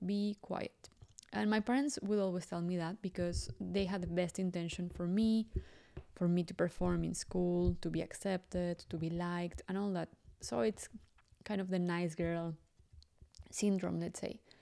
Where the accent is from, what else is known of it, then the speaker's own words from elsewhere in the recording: Mexico City, Mexico; English is a second language; I grew up in Mexico City, and, well, most of you know that I'm Mexican.